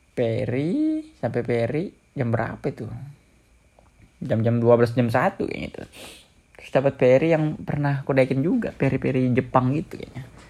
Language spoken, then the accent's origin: Indonesian; Balikpapan, East Kalimantan, Indonesia; now in Yogyakarta, Indonesia; mau pulang ke rumah Balikpapan